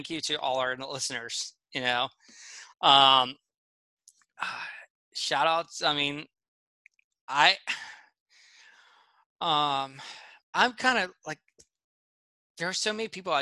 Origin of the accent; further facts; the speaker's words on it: Pennsylvania, United States; I grew up in Pennsylvania